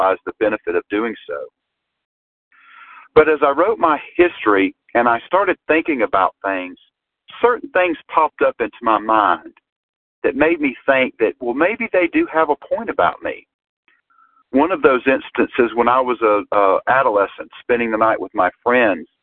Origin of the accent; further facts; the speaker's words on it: Georgia, United States; I am from Georgia.